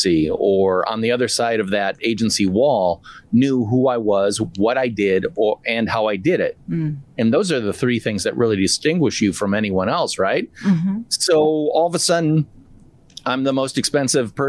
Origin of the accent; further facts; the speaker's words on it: Midwest, United States; I'm from the Midwest